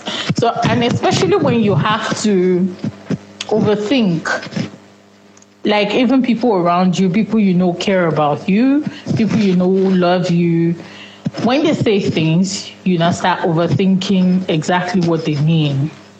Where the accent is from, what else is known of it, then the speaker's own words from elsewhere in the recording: Nigeria; first language Yoruba; English is a second language; because I usually do not speak in my native tongue, that's Yoruba.